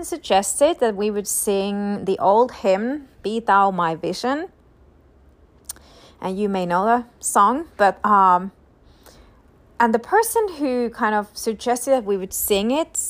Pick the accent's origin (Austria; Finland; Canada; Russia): Finland; now in United States; I'm ultimately a citizen of heaven, but I'm also a citizen of Finland